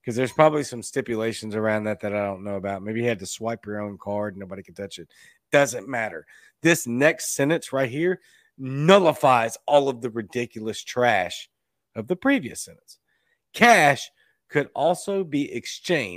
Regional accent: Louisiana, United States; my home state sports teams

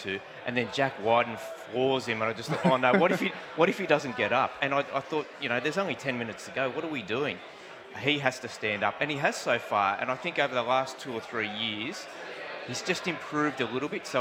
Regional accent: Merrylands, New South Wales, Australia; I grew up in Merrylands.

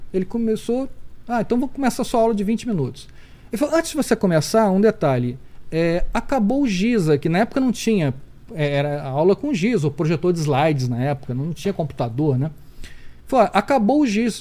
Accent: Rio de Janeiro, Brazil; nasci no Rio de Janeiro

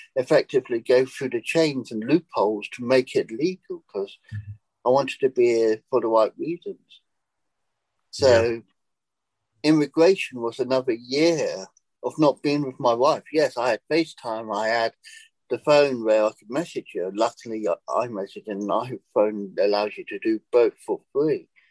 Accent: England, United Kingdom; moved away as an adult; now in United States; I decided to take the jump and leave England

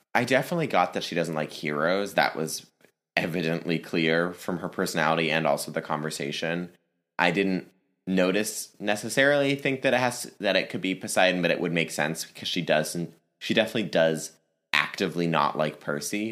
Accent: Northern Virginia, United States; moved away; I'm originally from the Virginia area. I'm from Northern Virginia in the D C area.

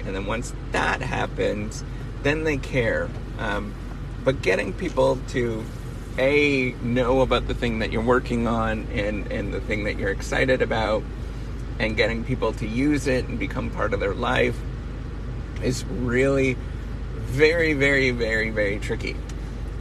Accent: Northern Ontario, Canada; growing up in Northern Ontario

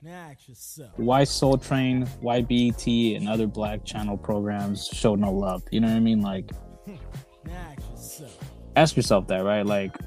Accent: Southern California, United States; I was born in Baja and raised here in Southern California

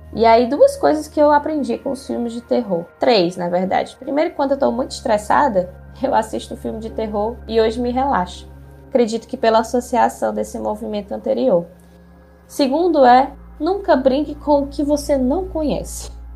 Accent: Ceará, Brazil; sou aqui do Ceará

